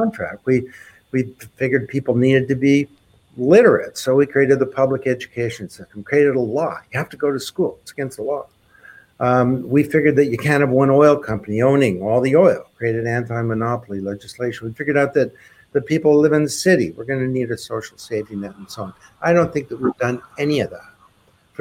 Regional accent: Canada; I'm a Canadian

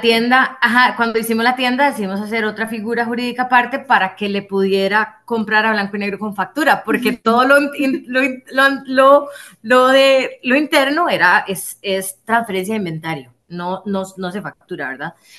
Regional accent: Costa Rica; nosotros somos ticos

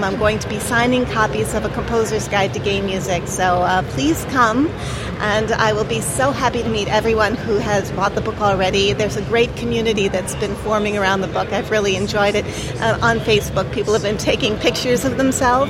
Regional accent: New York City, New York, United States; I'm actually from the New York City area

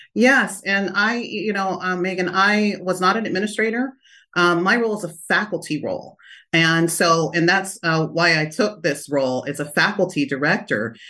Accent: Lodi, California, United States; also born or lived in Stockton, California; I was born in Stockton and, uh, raised in Lodi, California

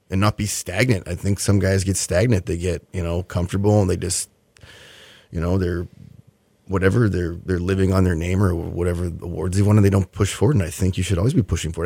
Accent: Winnipeg, Manitoba, Canada; now in Houston, United States; it's my hometown

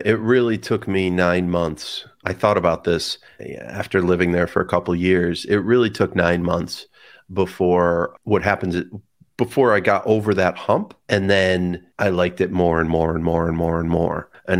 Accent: Canandaigua, New York, United States; Right outside Canandaigua, New York.

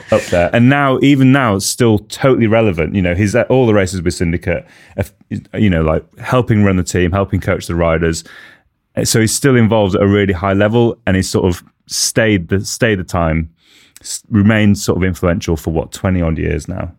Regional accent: United Kingdom; as a Brit, as someone who sort of grew up with mountain biking

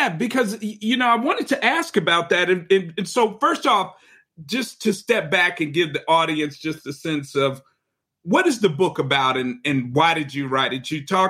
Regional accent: Chicago, Illinois, United States; I'm from Chicago

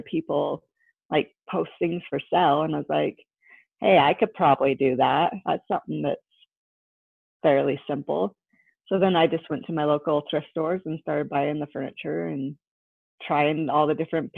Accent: Salt Lake City, Utah, United States; I grew up in Salt Lake

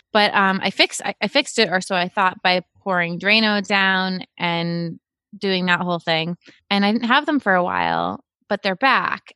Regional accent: Cape Cod, Massachusetts, United States; I grew up in Cape Cod

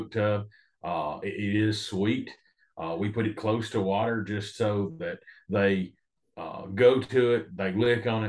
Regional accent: Tennessee, United States; also born or lived in Missouri; now in Kansas, United States; Originally, I grew up in Tennessee.

